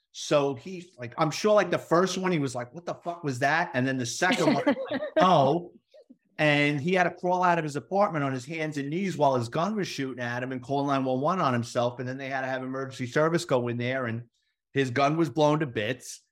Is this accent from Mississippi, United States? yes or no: no; New York City, New York, United States; moved away as an adult; now in Florida, United States; I grew up in the Bronx off the side of the Cross Bronx Expressway